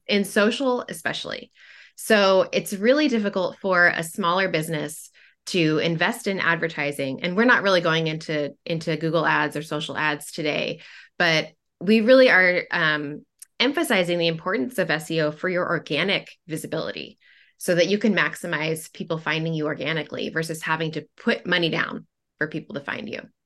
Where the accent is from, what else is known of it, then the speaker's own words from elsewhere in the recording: Portland, Oregon, United States; I am from Portland, Oregon, and, um, lived there most of my life.